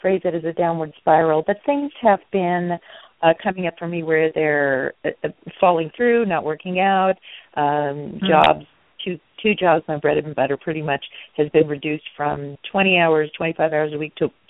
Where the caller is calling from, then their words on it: California, United States; In California.